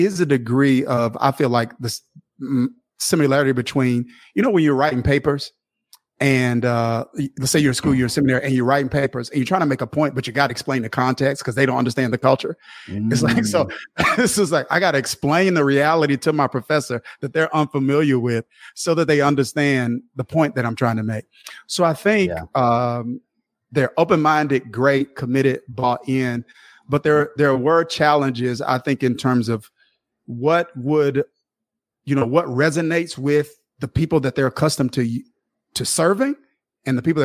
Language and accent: English; Kilmichael, Mississippi, United States; I grew up in a small town called Kilmichael, Mississippi.